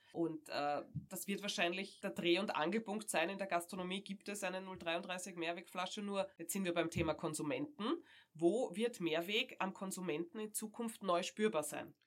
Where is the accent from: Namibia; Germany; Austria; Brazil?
Austria; bei uns in Österreich